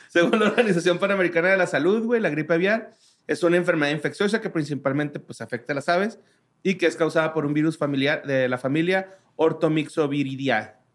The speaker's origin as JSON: {"language": "Spanish", "country": "Mexico", "said": "como mexicanos"}